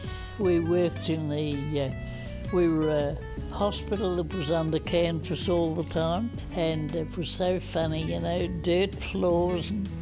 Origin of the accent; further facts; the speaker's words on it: Tasmania, Australia; moved away as an adult; also born or lived in Devonport / Melbourne; I grew up in Tasmania